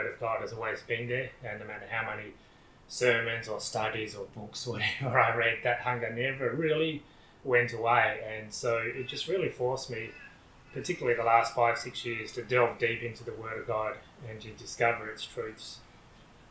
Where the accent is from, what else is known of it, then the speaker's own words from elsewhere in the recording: Western Australia, Australia; We're only a few years apart age-wise, so I grew up also in Western Australia